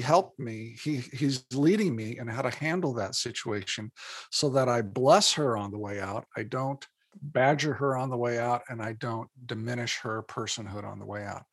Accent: Indiana, United States; moved away as an adult; now in Minnesota, United States; born and raised in Indiana

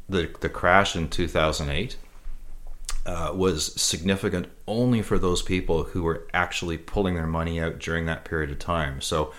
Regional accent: Canada; So, and as a Canadian investor, we're even more protected

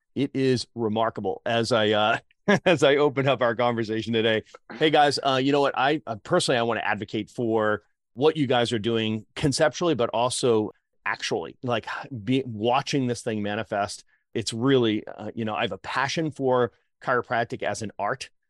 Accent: Boston, Massachusetts, United States; I'm from Boston

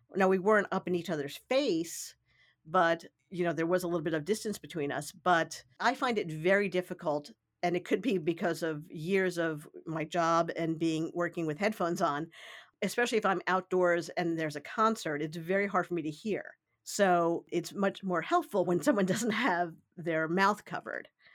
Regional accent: New York City, New York, United States; I grew up in the New York City area

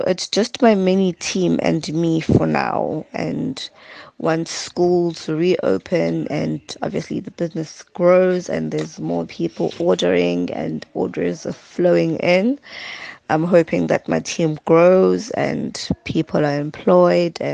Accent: Adams, KwaZulu-Natal, South Africa; also born or lived in Umlazi; I'm from Umlazi, but I grew up in Adams

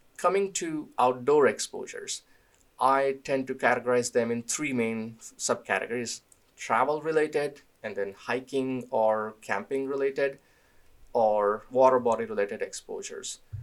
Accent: India; moved away; I grew up in India

